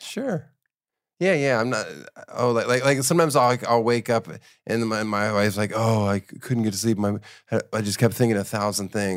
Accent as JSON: {"language": "English", "region": "Florida", "country": "United States", "also_born_or_lived": "Miami", "moved": "yes", "said": "I'm from Florida. I'm from Miami, so I, well, I'm not from Miami, but I lived there for a week"}